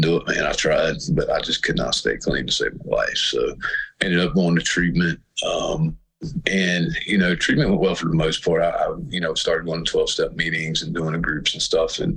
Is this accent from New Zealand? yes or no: no; Floyd County, Virginia, United States; also born or lived in Roanoke, Virginia; I was born in Roanoke and raised in Floyd County